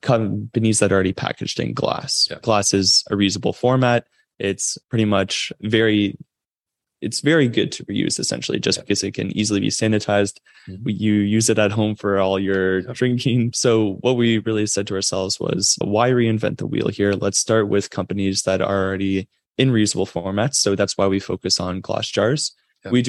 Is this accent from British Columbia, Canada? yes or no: no; Toronto, Ontario, Canada; also born or lived in Waterloo, Canada; I am from Toronto, Canada.